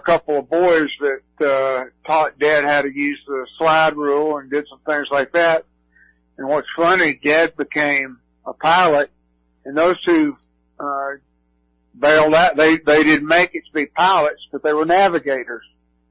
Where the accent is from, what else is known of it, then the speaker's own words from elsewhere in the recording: Georgia, United States; I grew up the first part of my young life, I grew up in Georgia, so Georgia was kind of a favorite team